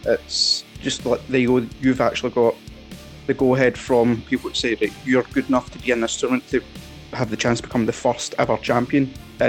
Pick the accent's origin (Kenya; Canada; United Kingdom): United Kingdom; Glasgow, Scotland; it was born and bred in the East End of Glasgow, where I'm from